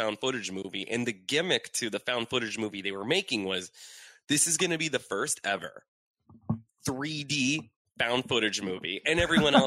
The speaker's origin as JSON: {"language": "English", "town": "Erie", "region": "Pennsylvania", "country": "United States", "tie": "born or raised there", "moved": "yes", "said": "originally from Erie, Pennsylvania"}